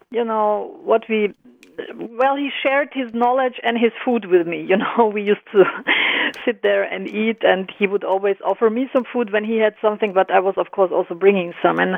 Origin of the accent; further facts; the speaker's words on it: Germany; also born or lived in Croatia; I'm I'm I was born and raised in Germany, but I'm originally from mm-hmm. former Yugoslavia. I'm Croatian